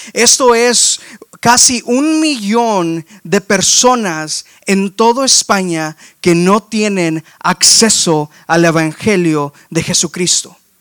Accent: McAllen, Texas, United States; accent: español del valle; moved away as an adult; also born or lived in Waxahachie, Texas; now in Houston, United States; Yo nací, crecí aquí en, en, en McAllen, en en la gran ciudad y en la gran área que fluye de tamales y tacos, que es eh, el Valle de Texas

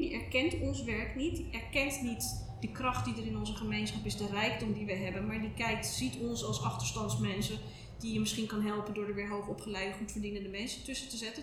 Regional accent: Amsterdam, North Holland, Netherlands; also born or lived in Oud-West, Amsterdam; ik ben in de Watergasmeer opgegroeid

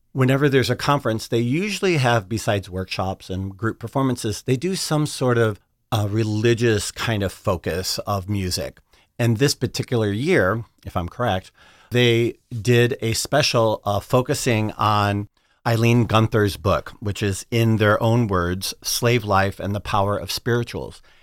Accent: Chicago, Illinois, United States; now I'm from the South Side of Chicago. I grew up in Chicago

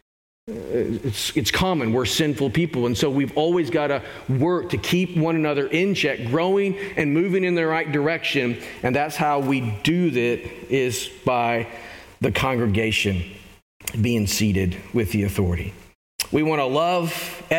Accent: Arkansas, United States; I grew up in Arkansas.

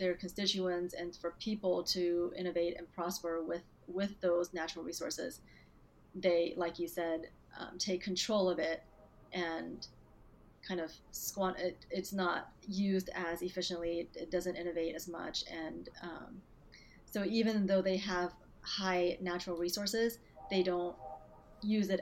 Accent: Dallas, Texas, United States; also born or lived in Beijing, China / Hong Kong; I was born in Beijing, and I grew up there until I was about 9 years old, and then I moved to Texas and grew up here, mostly in Dallas after

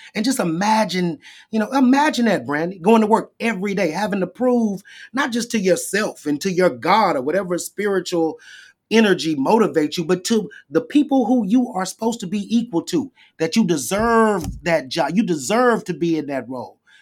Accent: Shreveport, Louisiana, United States; I went to Southern University in Shreveport, my hometown

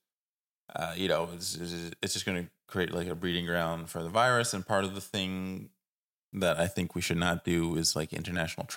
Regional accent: Canada

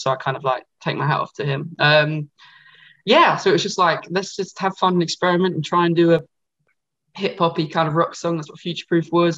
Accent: Essex, East of England, United Kingdom; I'm from Essex

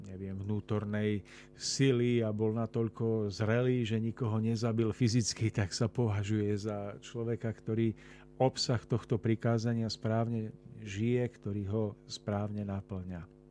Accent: Orava, Žilina Region, Slovakia; hlavne na Orave, odkiaľ pochádzam ja

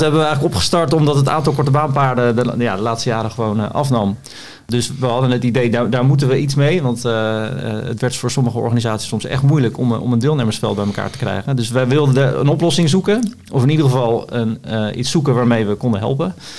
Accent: Voorschoten, South Holland, Netherlands; Ik kom daarnaast uit Voorschoten

